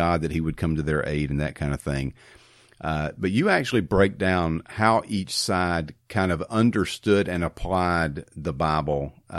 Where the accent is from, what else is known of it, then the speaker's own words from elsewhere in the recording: the South, United States; I was raised in the South as you were and live in the South as you